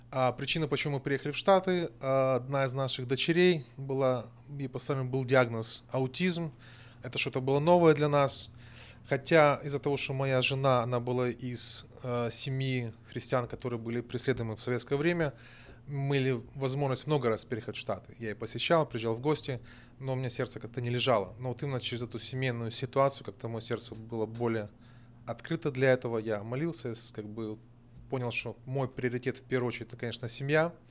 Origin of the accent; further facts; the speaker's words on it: Pripyat, Kyiv Oblast, Ukraine; Russian is a second language; also born or lived in Donbas; Родился в Украине я, а в Житомирской области. Будучи ребенком, семьей переехал в Припять. В 86 году авария на Чернобыле. А отец нас всех вывез, были эвакуированы, одно время жили в Донбассе, потом очутились в Киеве.